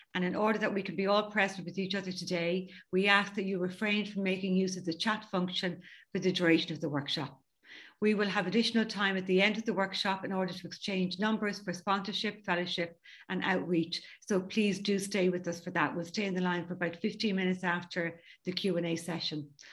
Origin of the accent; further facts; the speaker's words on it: County Dublin, Leinster, Ireland; I'm from County Dublin in Ireland.